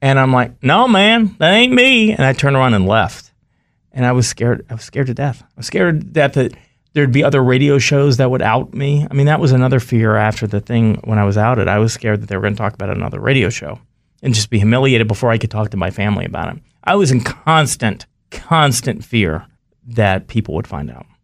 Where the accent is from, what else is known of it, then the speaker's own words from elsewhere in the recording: North Carolina, United States; I grew up in North Carolina